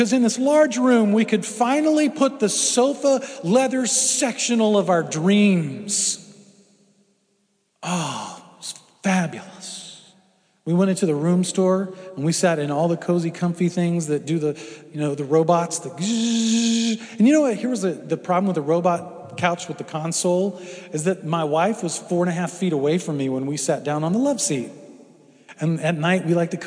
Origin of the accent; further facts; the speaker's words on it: Houston, Texas, United States; I grew up in Houston. I've been through hurricanes